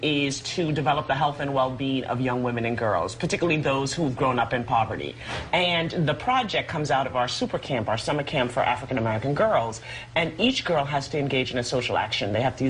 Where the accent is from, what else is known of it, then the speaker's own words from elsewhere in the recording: Jamaica; now in United States; I grew up in Jamaica, and this was not so much an issue for me.